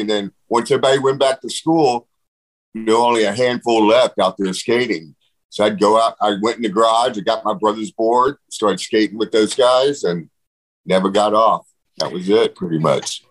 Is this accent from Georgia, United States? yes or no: no; Pasadena, Texas, United States; also born or lived in Houston, Texas; I was born in Houston, and uh, we lived in Pasadena, Pasadena, Texas, a little suburb of Houston